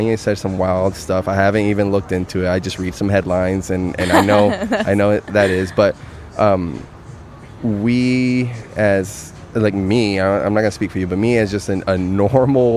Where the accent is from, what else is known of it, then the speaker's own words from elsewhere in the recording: United States; first language Spanish; English is a second language; My parents weren't born in the U.S. Mm-hmm. I was. And my first language is Spanish